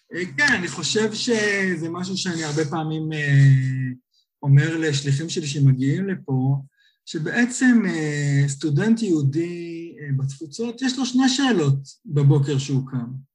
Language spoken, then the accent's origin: Hebrew; Nir Galim, Central District, Israel; moved away as an adult; also born or lived in California, United States; now in London, United Kingdom; במקור אני ממושב שיתופי ניר גלים